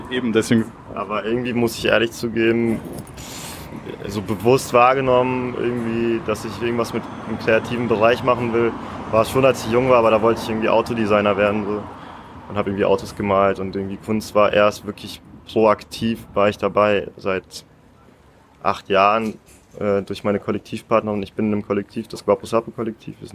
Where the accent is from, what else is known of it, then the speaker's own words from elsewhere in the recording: Hannover, Lower Saxony, Germany; born there; first language Russian; So, ich, ich bin selber geboren in Hannover, aber ich habe schon einen sehr großen die erste Sprache, die ich gelernt habe, war Russisch.